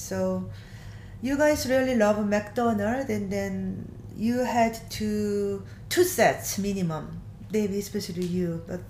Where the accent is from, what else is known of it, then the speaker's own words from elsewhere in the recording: South Korea; moved away; I was born in South Korea.